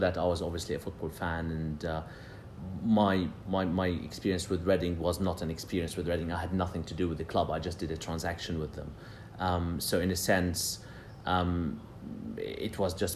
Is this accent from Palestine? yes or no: yes; Jerusalem, Palestine; also born or lived in London; now in United Kingdom; I grew up in Jerusalem, so I'm Palestinian